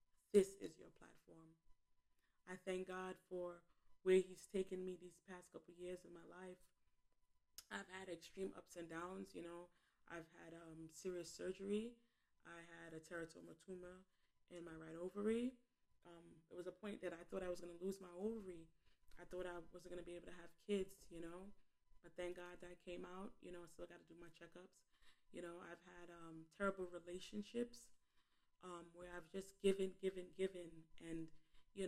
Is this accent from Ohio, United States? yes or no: no; New York City, New York, United States; I was born and raised in Bed-Stuy in Flatbush, Brooklyn